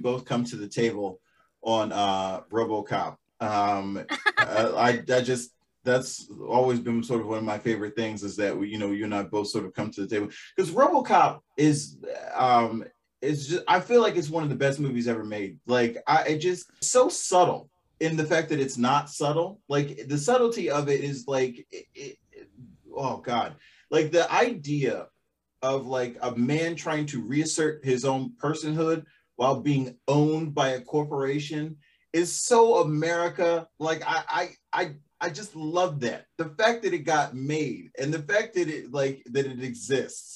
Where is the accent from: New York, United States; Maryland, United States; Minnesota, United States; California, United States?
Maryland, United States; Baltimore; I'm a city kid because I grew up in Baltimore